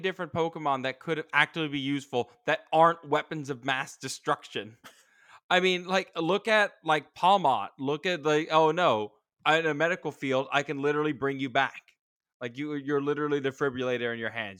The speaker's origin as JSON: {"language": "English", "country": "United States", "said": "I'm an American"}